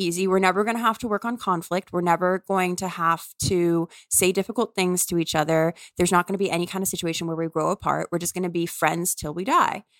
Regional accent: New Orleans, Louisiana, United States; moved away; I'm from New Orleans and I love New Orleans

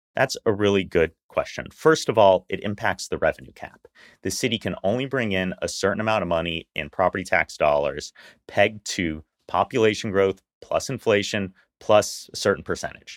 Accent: Houston, Texas, United States; as a lifelong Houstonian, I grew up in Meyerland

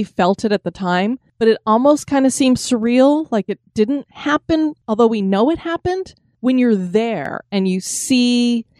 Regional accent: Florida, United States; we're from Florida, so our blood is thinner

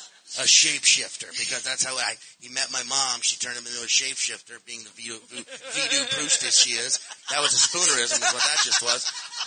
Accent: Chalmette / suburb 30 minutes north, Louisiana, United States; I was born in Chalmette. I grew up in like a suburb 30 minutes north.

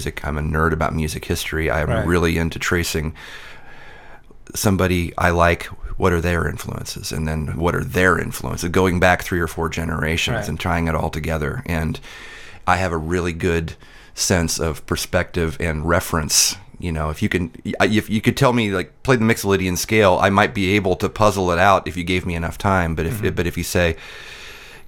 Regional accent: Midwest, United States; I grew up in the Midwest

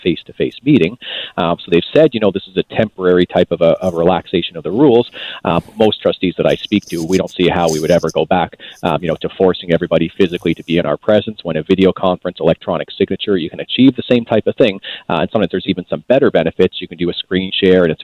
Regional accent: Canada; I hold some pride as a Canadian here

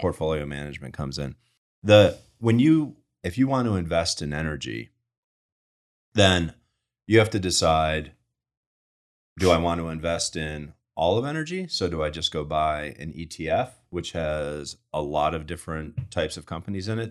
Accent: Rochester, New York, United States; moved away as an adult; also born or lived in Manhattan, New York; I grew up in Rochester

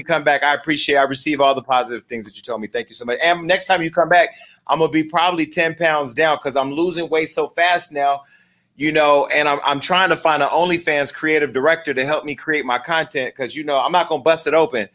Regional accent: Stockton, California, United States; now in Los Angeles, United States; I'm from Stockton

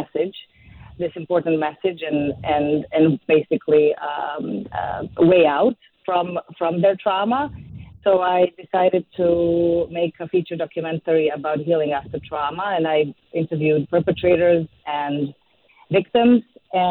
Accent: Serbia; moved away as an adult; now in New York, United States; I was born and raised in Serbia

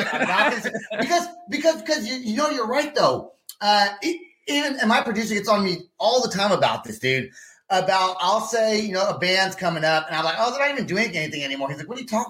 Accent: California, United States; now in Oklahoma City, United States; I'm from California

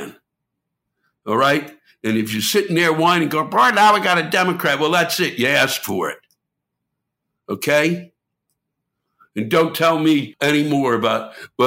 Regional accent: United States; I was born and raised in Washington

